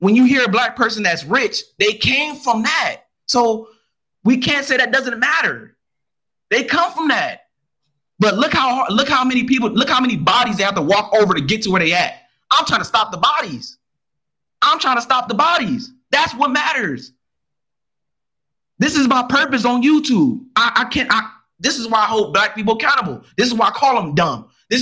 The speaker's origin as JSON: {"language": "English", "country": "United States", "said": "I'm more of American than I am a African, because I don't know Africa. And Africa don't know me"}